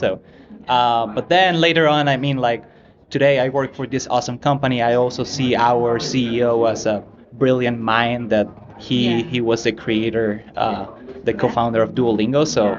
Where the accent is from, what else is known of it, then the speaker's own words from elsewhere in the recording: Venezuela; English is a second language; moved away as an adult; also born or lived in San Francisco; now in United States; I was an international student 10 years ago. I'm originally from Venezuela.